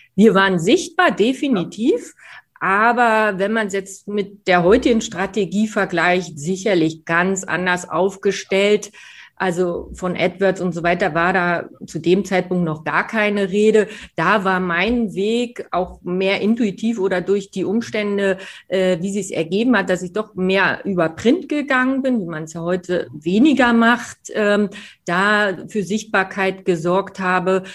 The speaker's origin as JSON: {"language": "German", "region": "Berlin", "country": "Germany", "moved": "yes", "lives_now": "Munich, Germany", "said": "als Berlinerin"}